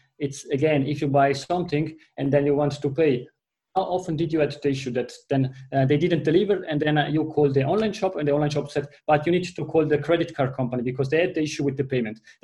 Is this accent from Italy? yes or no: yes; Italy; accent: Italian; first language Italian; English is a second language; you are hearing that from my accent, my mother tongue is Italian